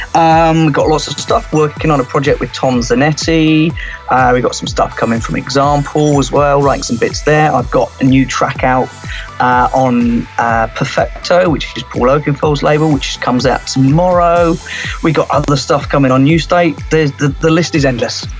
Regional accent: Cornwall, South West England, United Kingdom; I grew up in Cornwall, um, so we grew up on the beach

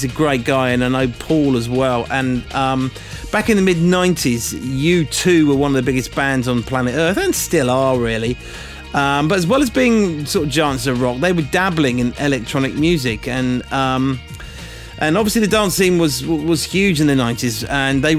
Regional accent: England, United Kingdom; I'm from England

